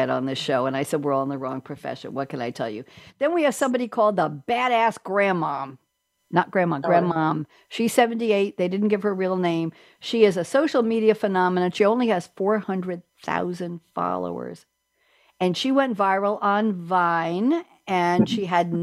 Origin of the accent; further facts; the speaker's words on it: New York, United States; I'm a New Yorker